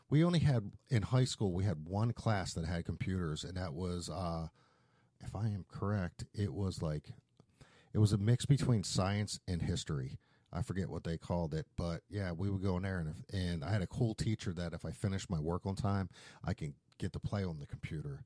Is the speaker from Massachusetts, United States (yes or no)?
no; Philadelphia, Pennsylvania, United States; moved away; I grew up in Philadelphia